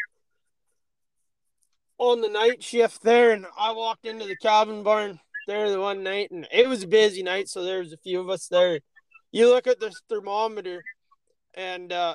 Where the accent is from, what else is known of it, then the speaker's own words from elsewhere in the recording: Alberta, Canada; moved away; I grew up in Alberta